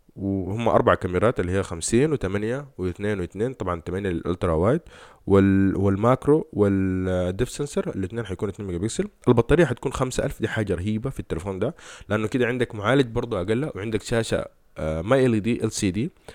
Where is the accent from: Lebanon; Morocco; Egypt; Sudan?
Sudan; احنا كسودانيين